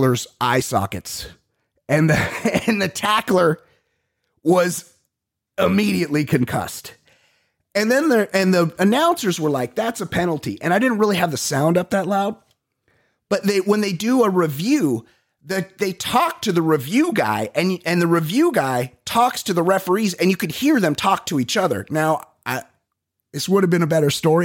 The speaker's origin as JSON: {"language": "English", "town": "Costa Mesa", "region": "California", "country": "United States", "tie": "born or raised there", "said": "we're from Costa Mesa. Like if you're from Costa Mesa, that's kind of how you go out."}